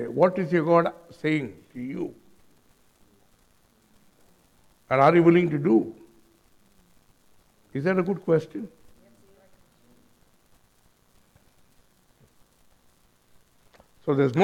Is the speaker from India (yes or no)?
yes; India; I was born and raised in India